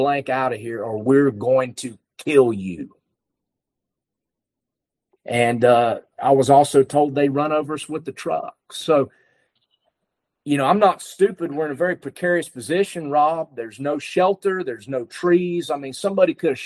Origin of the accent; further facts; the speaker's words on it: North Carolina, United States; I was from North Carolina